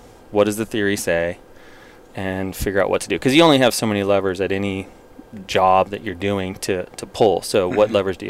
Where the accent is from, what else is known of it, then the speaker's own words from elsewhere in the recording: Montana, United States; growing up in Montana